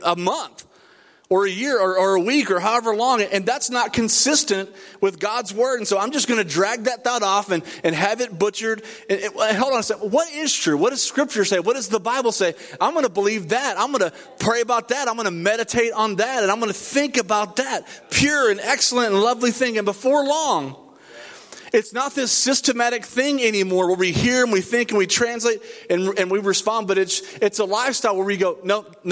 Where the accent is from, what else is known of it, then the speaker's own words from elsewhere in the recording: Odessa, Texas, United States; I grew up in the west side of Odessa, Texas.